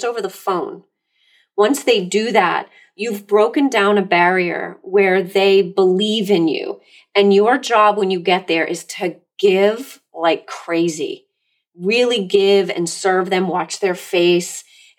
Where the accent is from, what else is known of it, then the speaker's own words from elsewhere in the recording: Massachusetts, United States; I'm Massachusetts